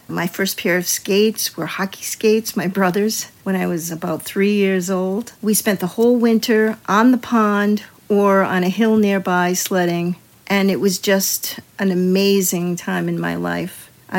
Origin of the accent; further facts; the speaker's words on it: Rhode Island, United States; I grew up in Rhode Island, and I lived near a place called the Ice Pond.